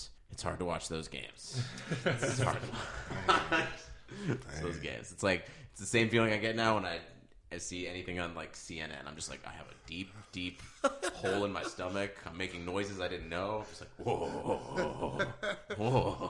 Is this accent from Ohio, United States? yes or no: yes; Cleveland, Ohio, United States; I'm from Cleveland.